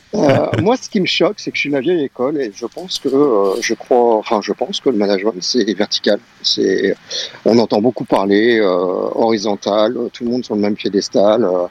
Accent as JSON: {"language": "French", "town": "Marseille", "region": "Provence-Alpes-Côte d'Azur", "country": "France", "said": "je suis de Marseille, hein, comme vous l'avez pu l'entendre"}